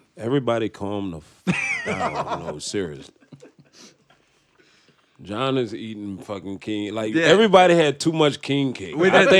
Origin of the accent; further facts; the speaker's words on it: New Orleans, Louisiana, United States; I'm from New Orleans, bro.